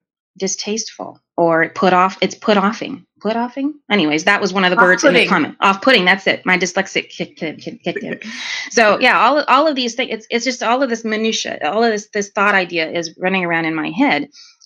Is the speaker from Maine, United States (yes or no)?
no; New York, United States; I'm from New York. I'm called that all the time.